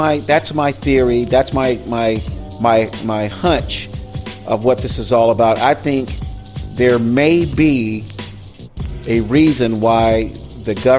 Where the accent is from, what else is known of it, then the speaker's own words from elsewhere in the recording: Florida, United States; now in California, United States; my home state of Florida